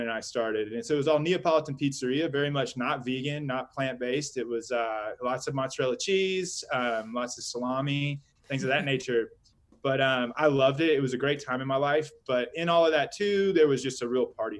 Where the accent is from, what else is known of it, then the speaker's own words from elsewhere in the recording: Georgia, United States; moved away as an adult; also born or lived in Austin, Texas / Virgin Islands / Alaska; now in Denver, United States; I grew up in Georgia, down in the southeast.